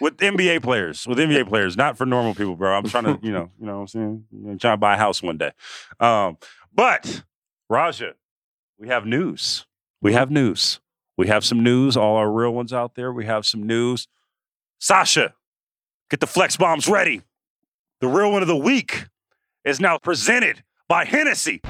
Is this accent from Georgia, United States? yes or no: no; the Bay Area, California, United States; I'm from the Bay